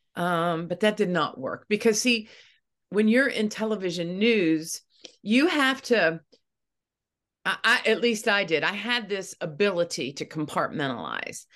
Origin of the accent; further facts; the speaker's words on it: Eastern Ohio, United States; moved away as an adult; now in Wheeling, West Virginia, United States; I grew up in Eastern Ohio